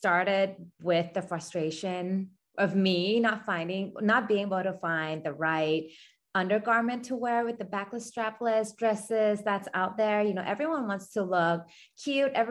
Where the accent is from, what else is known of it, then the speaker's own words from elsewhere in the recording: Thailand; I was born and raised in Thailand